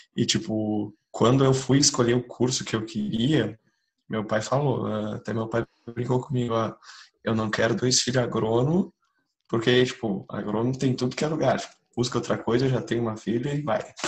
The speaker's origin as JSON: {"language": "Portuguese", "town": "Canguçu", "region": "Rio Grande do Sul", "country": "Brazil", "said": "sou do interior de Canguçu"}